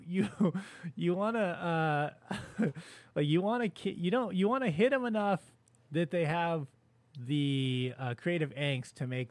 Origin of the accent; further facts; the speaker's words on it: California, United States; Was a Knott's Berry Farm guy growing up in California